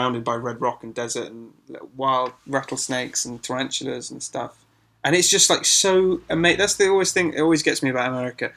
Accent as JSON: {"language": "English", "region": "England", "country": "United Kingdom", "said": "we're from England, and in England, everything's super cramped"}